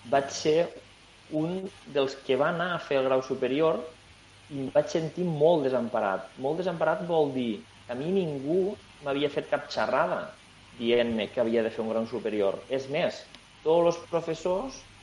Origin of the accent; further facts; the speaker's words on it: La Franja, Aragon, Spain; also born or lived in Tarragona; nosaltres som gent de Franja, som gent que vivim al sud, som gent que tenim lluny Barcelona